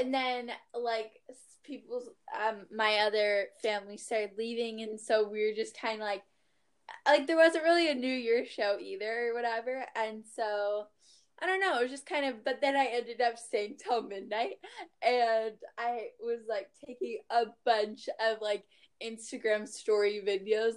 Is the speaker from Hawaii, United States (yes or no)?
yes; Maui, Hawaii, United States; I'm from Maui